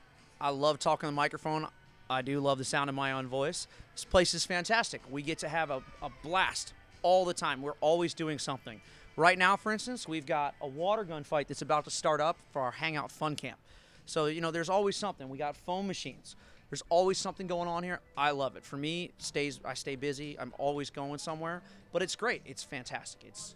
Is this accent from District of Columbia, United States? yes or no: yes; Washington, District of Columbia, United States; For me, it was a big change, lifestyle change moving down here. I came from Washington, D.C., so kind of getting into the Southern living, Southern lifestyle